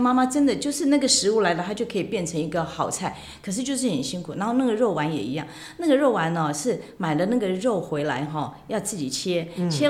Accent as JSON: {"language": "Chinese", "region": "Kinmen County", "country": "Taiwan", "said": "我们金门人做的那个碰"}